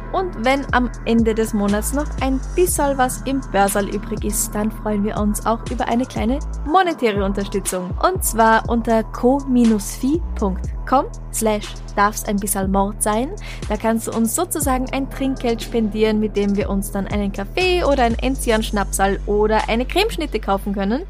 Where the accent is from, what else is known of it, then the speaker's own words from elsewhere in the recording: Traunstein, Bavaria, Germany; now in Vienna, Austria; die Gegend, in der ich meine Kindheit verbracht habe, ist Bayern, deswegen das Bier. Und Traunstein, da gab es früher Salz